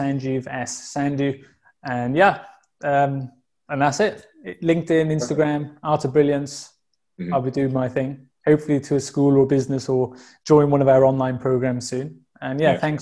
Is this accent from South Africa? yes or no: no; Welsh, Wales, United Kingdom; also born or lived in Dubai; Being a Welsh person